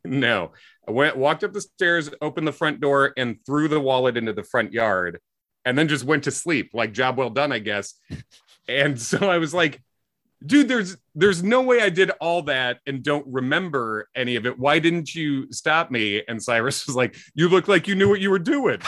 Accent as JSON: {"language": "English", "region": "Midwest", "country": "United States", "said": "I'm a white guy from the Midwest who grew up in the nineties"}